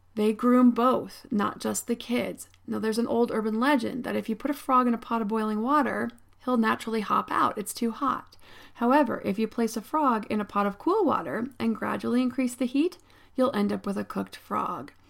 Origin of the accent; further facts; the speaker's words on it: State College, Pennsylvania, United States; I grew up in State College, Pennsylvania